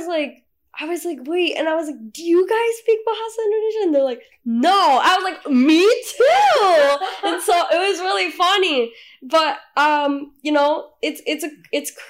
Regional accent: Michigan, United States; I was born here in Michigan. I only live about an hour away from MSU

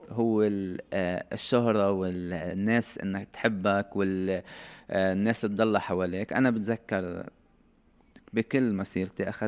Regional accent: Lebanon; فاليوم الثاني طبعا الجو كله تغير اللاعبين الاجانب

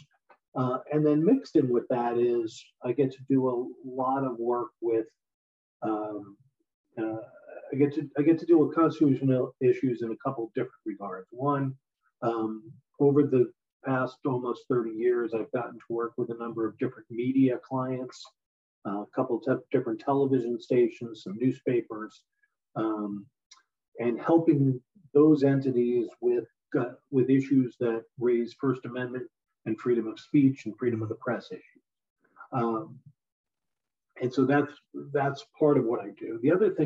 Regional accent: East Coast, United States; moved away as an adult; also born or lived in Pennsylvania / California; I grew up on the East Coast

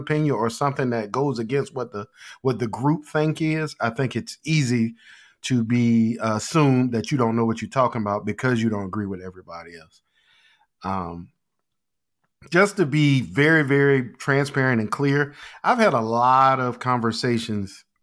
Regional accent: Portsmouth, Virginia, United States; when I grew up in Portsmouth, I was growing up around people

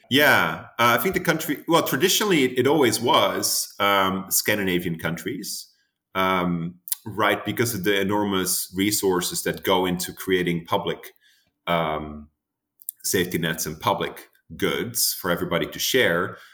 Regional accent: Amsterdam, North Holland, Netherlands; moved away as an adult; also born or lived in United States; now in Boston, United States; my hometown, uh, Amsterdam

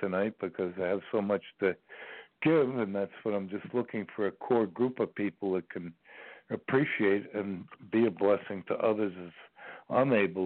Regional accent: New York City, New York, United States; I was born in New York City on September 22nd, 1944

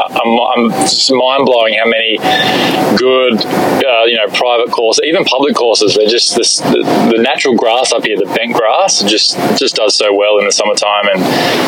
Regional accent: Shellharbour, New South Wales, Australia; moved away as an adult; now in Chicago, United States; I grew up in Shell Harbor, an hour and a half outside of Sydney, which is our main city near where I grew up. But both, you know, Sydney and where I grew up is on the beach. It's very laid back.

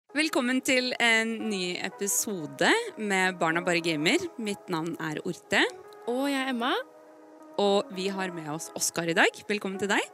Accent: Lithuania; Norwegian is a second language; now in Norway; jeg kommer fra Litauen

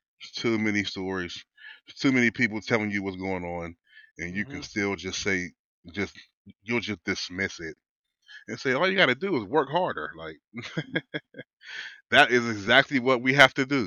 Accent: Wilkinsburg, Pennsylvania, United States; I grew up in Wilkesburg, Pennsylvania, which is a low-income community

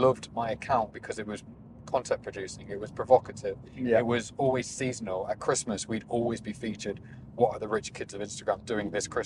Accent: Leicester, East Midlands, United Kingdom; I was a kid from Leicester, not from money

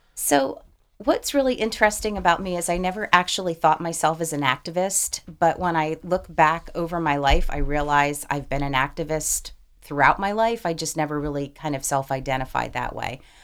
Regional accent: Madison, New Jersey, United States; moved away as an adult; now in Delaware, United States; I grew up in northern New Jersey. I grew up in a suburb of New York City.

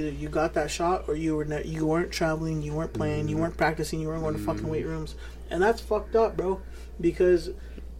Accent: New Mexico, United States; from New Mexico

